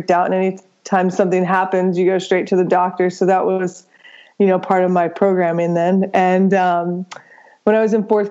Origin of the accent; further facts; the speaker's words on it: New Braunfels, Texas, United States; also born or lived in Atlanta; born and raised in Texas, spent a little time in Atlanta, which I barely remember, then moved back to Texas